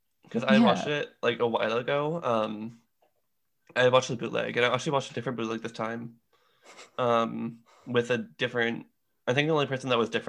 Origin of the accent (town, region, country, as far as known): Canada